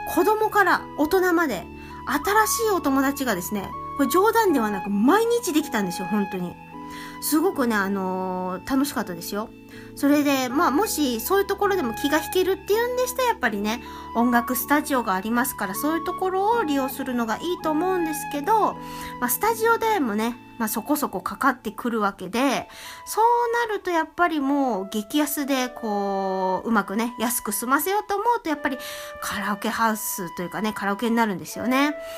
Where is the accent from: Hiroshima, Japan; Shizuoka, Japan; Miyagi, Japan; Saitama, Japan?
Hiroshima, Japan; accent: Hiroshima dialect; moved away; 私の出身である広島